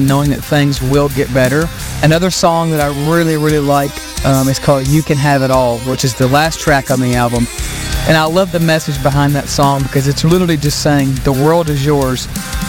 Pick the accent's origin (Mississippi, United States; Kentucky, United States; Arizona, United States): Kentucky, United States; Glasgow; my hometown of Glasgow, Kentucky